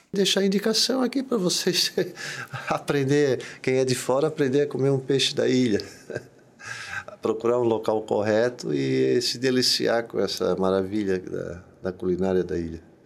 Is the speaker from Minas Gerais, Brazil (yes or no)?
no; Florianópolis, Santa Catarina, Brazil; eu fui criado aqui na, na, na Trindade